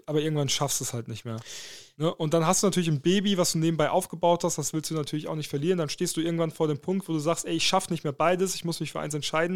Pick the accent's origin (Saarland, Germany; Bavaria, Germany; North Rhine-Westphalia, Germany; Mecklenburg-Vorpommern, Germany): Saarland, Germany; moved away; also born or lived in Dortmund; für mich als Saarländer